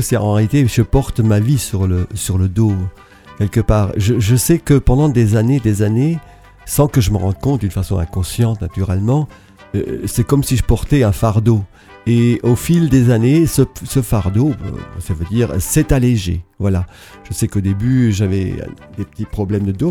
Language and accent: French; Alsace, Grand Est, France; je viens de l'Alsace